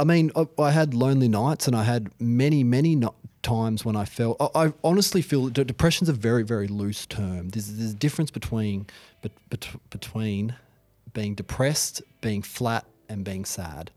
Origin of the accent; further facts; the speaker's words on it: Hobart, Tasmania, Australia; I grew up in Hobart.